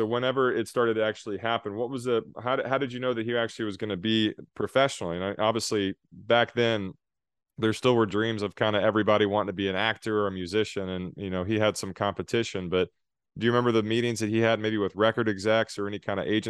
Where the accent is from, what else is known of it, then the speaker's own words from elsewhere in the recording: South Texas, United States; I grew up in South Texas, and we had a lot of Tejano music.